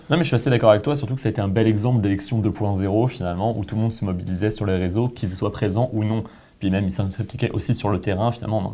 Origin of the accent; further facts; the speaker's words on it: France; moved away; En tant que Français